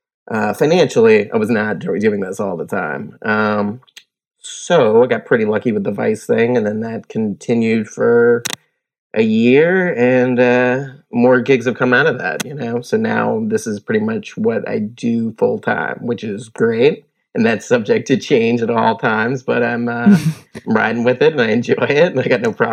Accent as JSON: {"language": "English", "region": "Virginia", "country": "United States", "tie": "born or raised there", "said": "My dad is in the military, so I grew up in Virginia, and we moved around a bit when I was younger"}